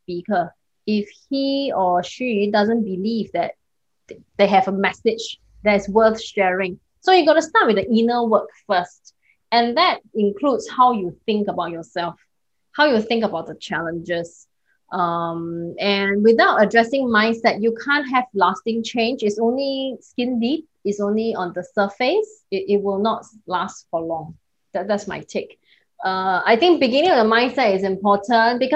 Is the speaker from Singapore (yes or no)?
yes; Singapore; I'm based in Singapore. I'm a Singaporean